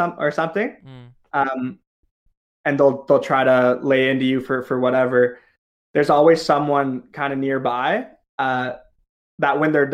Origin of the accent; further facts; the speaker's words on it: Ontario, Canada; also born or lived in Toronto; I'm from Ontario